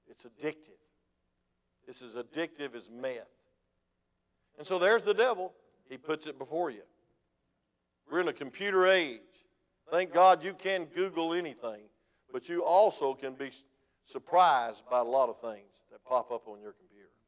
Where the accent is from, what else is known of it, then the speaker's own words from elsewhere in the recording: Georgia, United States; When I came from South Georgia, we didn't act that way. It was farmers that were kind of laid back.